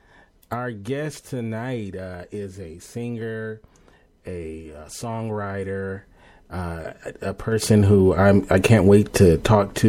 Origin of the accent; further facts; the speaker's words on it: Los Angeles, California, United States; I'm from Los Angeles